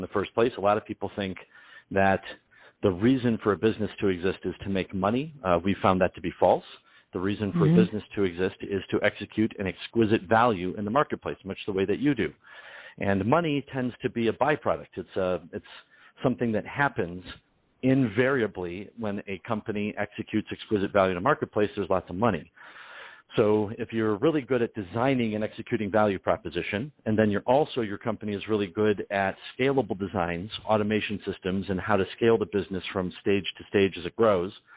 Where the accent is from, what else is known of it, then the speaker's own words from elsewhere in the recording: Detroit, Michigan, United States; My family's Sicilian, Ukrainian, and I'm from Detroit.